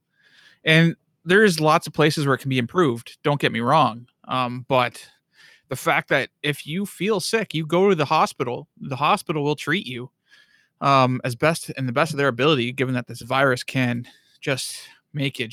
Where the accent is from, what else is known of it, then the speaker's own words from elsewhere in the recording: Bobcaygeon, Ontario, Canada; moved away; also born or lived in Thunder Bay; a care home in Bob Cage in my hometown